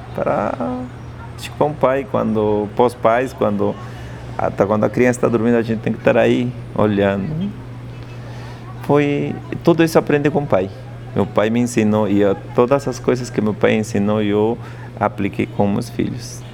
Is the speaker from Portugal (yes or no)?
no; Andes, Peru; first language Quechua; Portuguese is a second language; moved away as an adult; now in São Paulo, Brazil; Eu sou quechua hablante, sou de Lande, do Peru.